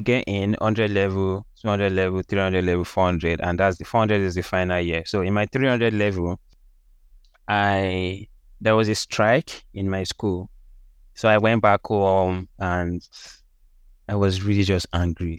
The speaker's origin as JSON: {"language": "English", "town": "Osogbo", "region": "Osun", "country": "Nigeria", "tie": "born or raised there", "also_born_or_lived": "Lagos, Nigeria", "moved": "yes", "said": "I was born in Lagos. Then we moved out of Lagos, like when I was still young. We moved mm. to Osun State"}